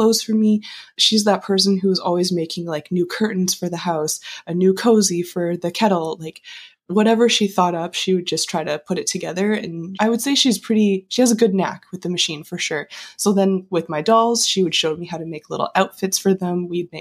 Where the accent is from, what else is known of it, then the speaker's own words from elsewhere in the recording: Calgary, Alberta, Canada; moved away as an adult; also born or lived in Kingston; now in Toronto, Canada; I grew up in Calgary